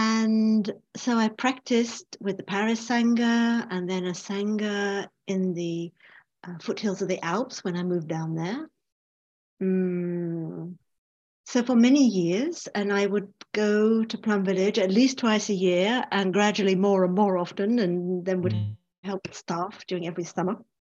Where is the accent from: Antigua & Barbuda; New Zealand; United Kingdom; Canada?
United Kingdom; England; accent: English; And myself, and of course I'm English, as you can hear from my voice.